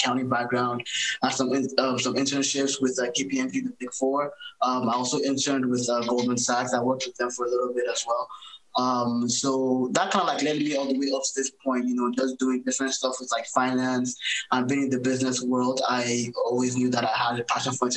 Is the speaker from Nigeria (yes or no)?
yes; Nigeria; moved away as an adult; also born or lived in Boston, United States / Canada; now in United States; So I was born in Boston, but I grew up in Nigeria